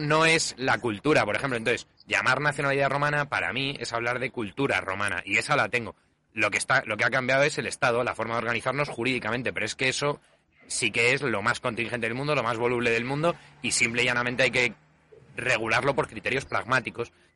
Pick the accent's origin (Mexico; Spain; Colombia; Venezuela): Spain; yo siga siendo español